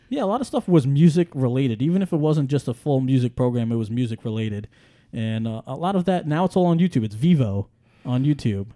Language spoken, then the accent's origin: English; New York City, New York, United States; moved away; I grew up in Staten Island, I grew up in New York City